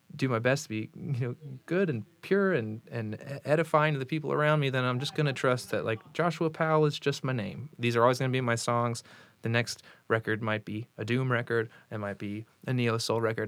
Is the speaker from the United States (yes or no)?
yes; Vero Beach, Florida, United States; moved away as an adult; also born or lived in Indiana; now in Indianapolis, United States; Jacob and I were born and raised in Vero Beach, which is halfway down the East Coast.